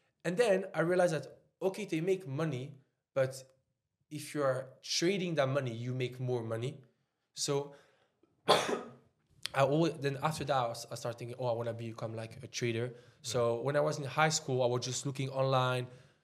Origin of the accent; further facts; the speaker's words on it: Switzerland; English is a second language; moved away as an adult; also born or lived in Serbia / France / Dubai; now in United Kingdom; I live my whole life in Switzerland.